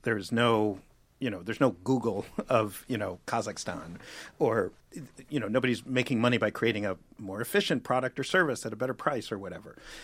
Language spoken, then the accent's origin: English; New York City, New York, United States; I grew up in New York City.